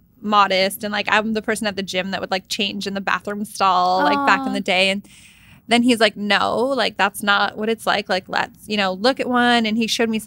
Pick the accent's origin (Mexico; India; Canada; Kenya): Canada; moved away; I'm from Canada. Like, I don't live here